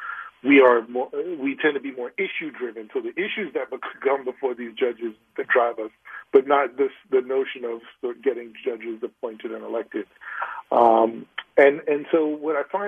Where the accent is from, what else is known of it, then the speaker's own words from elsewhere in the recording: New York City, New York, United States; I'm from the Bronx